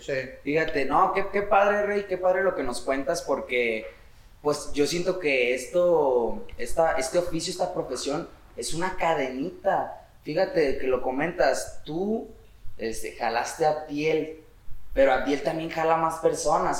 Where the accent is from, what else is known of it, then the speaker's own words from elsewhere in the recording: Guadalajara, Jalisco, Mexico; venimos del barrio, o sea, venimos del barrio. Oblatos. Oblatos Hills